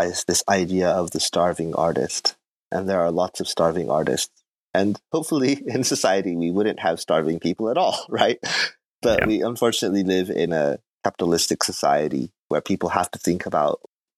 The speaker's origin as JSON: {"language": "English", "region": "Fukuoka", "country": "Japan", "tie": "born or raised there", "also_born_or_lived": "Korea / Tokyo", "moved": "as an adult", "lives_now": "Chiba, Japan", "said": "I'm from Fukuoka. That's where I grew up."}